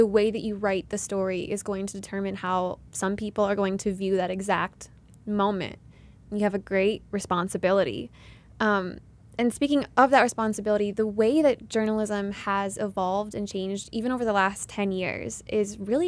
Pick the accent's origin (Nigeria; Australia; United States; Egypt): United States; Midwest; where I grew up from in the Midwest